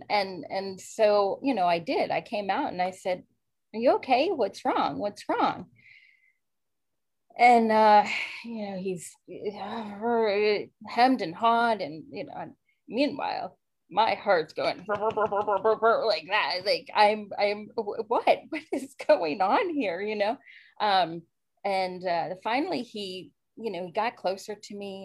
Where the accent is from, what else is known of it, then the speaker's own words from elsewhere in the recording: Maryland, United States; I grew up in Maryland, born and raised, a strict Catholic family